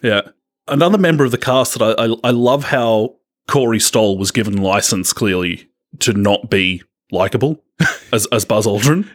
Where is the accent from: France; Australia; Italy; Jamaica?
Australia